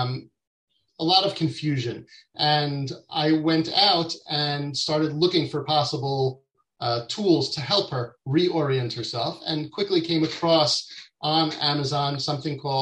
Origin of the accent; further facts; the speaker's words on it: New York, United States; moved away as an adult; now in Israel; I grew up in New York, in the U.S., even though I'm based in Israel now. I moved out to Israel with my family in 99